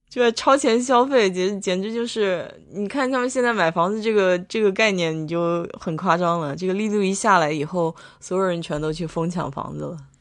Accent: China; now in United States; 我们中国人

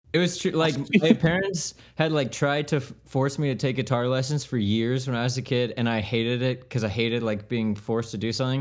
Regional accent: Leesburg, Florida, United States; I'm from Leesburg

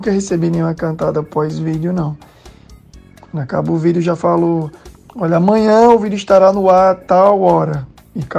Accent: Natal, Rio Grande do Norte, Brazil; Sou de Natal, RM.

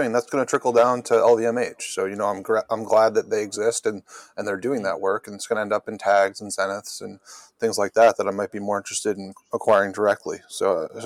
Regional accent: New York, United States; now in Massachusetts, United States; So I'm from New York originally, but I live in Massachusetts now

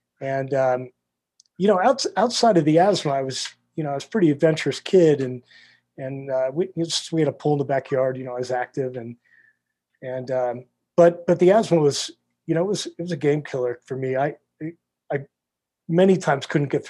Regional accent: Wilkes-Barre, Pennsylvania, United States; growing up in South Wilkes-Barre

